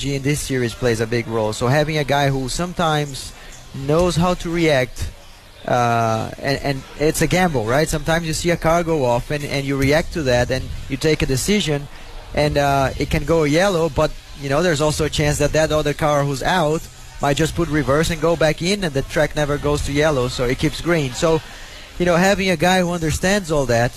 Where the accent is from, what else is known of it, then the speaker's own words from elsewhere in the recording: Brazil; English is a second language; moved away; We're from Brazil